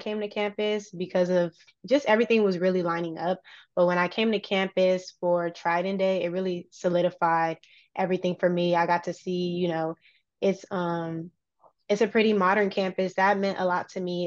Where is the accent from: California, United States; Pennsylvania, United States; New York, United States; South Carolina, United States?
California, United States; Los Angeles; moved away as an adult; also born or lived in Louisiana; now in San Diego, United States; I love my hometown